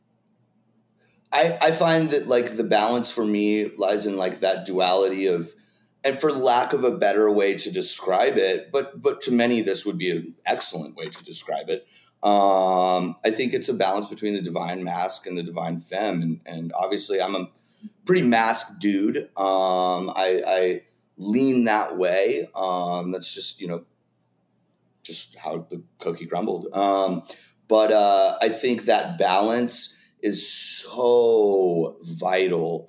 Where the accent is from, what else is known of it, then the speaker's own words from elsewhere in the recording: Dallas, Texas, United States; moved away as an adult; also born or lived in Los Angeles; now in Las Vegas, United States; Dallas. I grew up in Dallas, spent the first 18 years of my life there